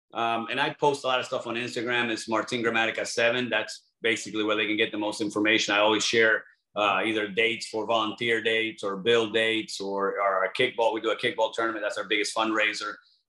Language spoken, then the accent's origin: English; Argentina; English is a second language; We have a huge following in Europe, Mexico. I'm from Argentina.